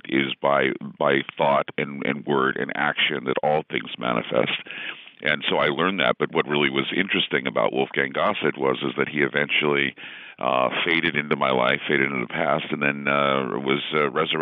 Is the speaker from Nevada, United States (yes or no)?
no; Utah, United States; I grew up in Utah, of course, and you're Mormon until proven otherwise.